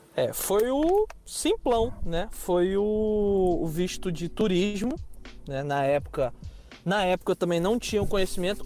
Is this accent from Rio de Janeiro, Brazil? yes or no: yes; Rio de Janeiro, Brazil; accent: carioca; first language Portuguese; moved away as an adult; Eu sou carioca, nascido e criado numa, em favela.